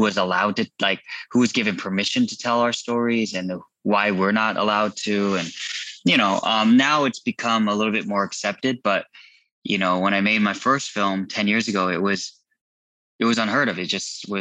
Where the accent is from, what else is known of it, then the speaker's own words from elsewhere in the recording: Irvine, California, United States; also born or lived in Garden Grove, California / Chula Vista, California; I was born in 81 in Garden Grove. We spent most of my childhood in most of my life in Irvine, except for a few years in Chula Vista, San Diego